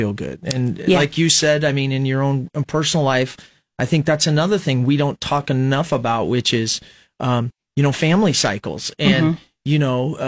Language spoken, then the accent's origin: English; Fremont, Nebraska, United States; I'm from Fremont